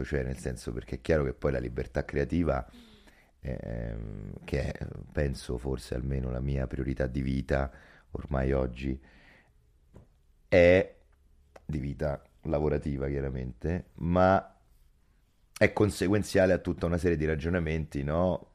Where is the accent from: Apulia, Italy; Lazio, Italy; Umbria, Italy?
Lazio, Italy; Rome; Soprattutto a Roma, soprattutto io sono dell'Alessandrino, il mio quartiere